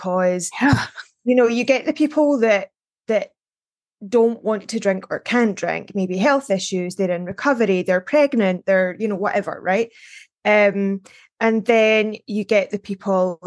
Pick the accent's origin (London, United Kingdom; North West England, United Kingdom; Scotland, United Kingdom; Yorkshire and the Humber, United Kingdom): Scotland, United Kingdom; I grew up in Scotland